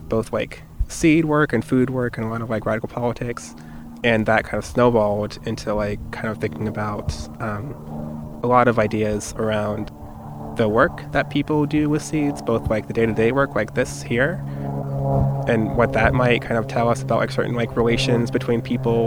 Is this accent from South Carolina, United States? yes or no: no; South Florida, United States; I grew up in South Florida